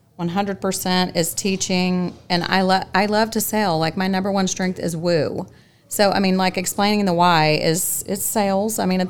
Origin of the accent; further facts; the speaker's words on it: Louisiana, United States; now in Dallas-Fort Worth, United States; I'm from Louisiana, and we're just very passionate people